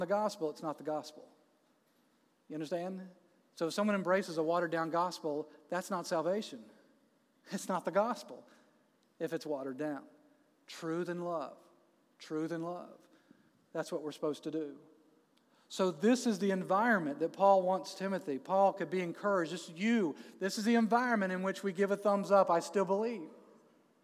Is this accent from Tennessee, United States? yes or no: no; Jacksonville, Florida, United States; moved away as an adult; now in Atlanta, United States; my hometown